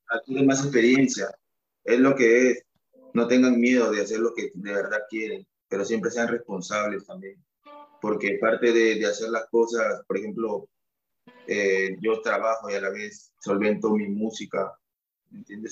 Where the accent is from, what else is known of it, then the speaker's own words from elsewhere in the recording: Callao, Peru; also born or lived in Huánuco / Sullana; yo nací en Huánuco, ah. mi mamá es de Huánuco yo nací ahí, pero me crié acá en el, en el Callao.